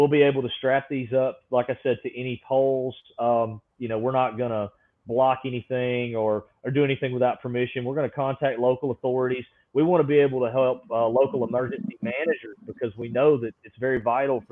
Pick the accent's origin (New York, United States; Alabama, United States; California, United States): Alabama, United States; I was born and raised in Alabama